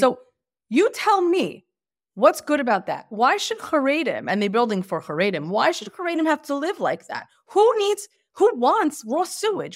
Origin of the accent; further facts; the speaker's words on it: Lakewood, New Jersey, United States; moved away as an adult; also born or lived in Bergenfield, New Jersey; now in Beit Shemesh, Israel; I grew up in Lakewood, New Jersey